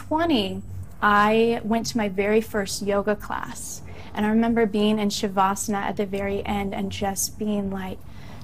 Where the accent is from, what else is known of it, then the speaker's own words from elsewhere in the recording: Midwest, United States; Growing up in the Midwest